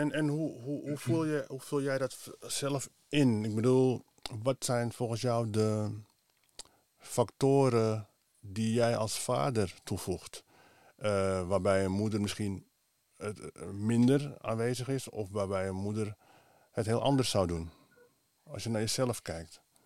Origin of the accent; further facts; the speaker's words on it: Amsterdam, North Holland, Netherlands; geboren in Amsterdam, van Surinaamse afkomst